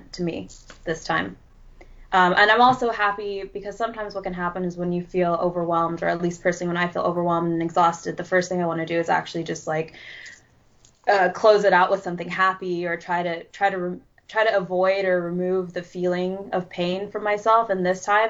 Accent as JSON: {"language": "English", "country": "United States", "said": "being American"}